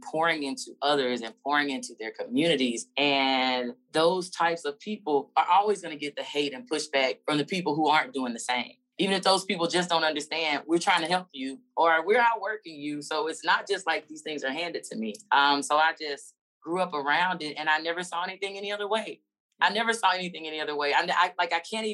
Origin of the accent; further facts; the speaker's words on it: Alabama, United States; moved away; I grew up privileged and in Alabama.